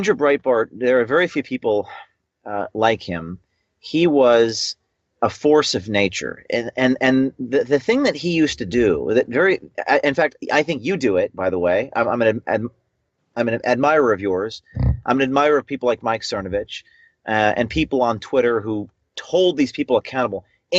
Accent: Ireland; trying to ban Lucky Charms because they're racist to Irish people, myself being an Irishman.

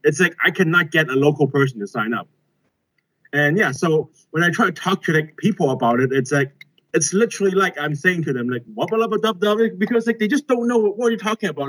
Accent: Hong Kong; also born or lived in Beijing, China / United Kingdom; I'm from Hong Kong. I'm a native.

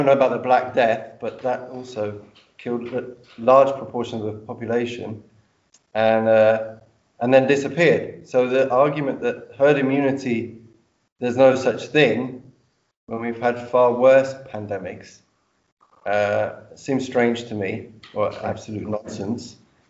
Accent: London, United Kingdom; I'm from London.

